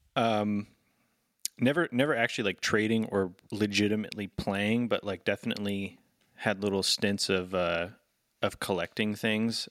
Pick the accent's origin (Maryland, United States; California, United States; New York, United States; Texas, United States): California, United States; Sacramento; when I grew up in Sacramento